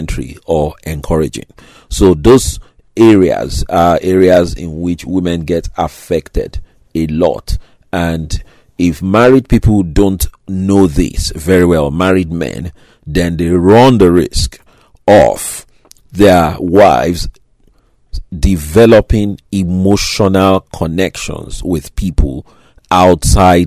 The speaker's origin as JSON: {"language": "English", "region": "Lagos", "country": "Nigeria", "tie": "born or raised there", "said": "the sort of place where I grew up in Nigeria, Lagos, Nigeria, in Africa"}